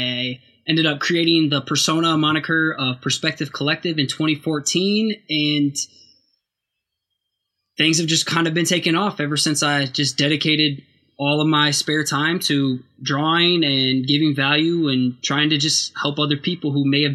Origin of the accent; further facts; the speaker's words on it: Waterloo, Iowa, United States; now in Cedar Falls, United States; I am from Waterloo, Iowa. I currently live in Cedar Falls.